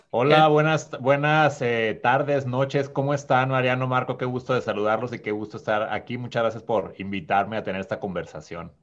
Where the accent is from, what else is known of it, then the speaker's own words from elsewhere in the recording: Huásabas, Sonora, Mexico; now in Tucson, United States; Yo soy de un pueblito muy chiquito de la Sierra Sonorense que se llama Guasabas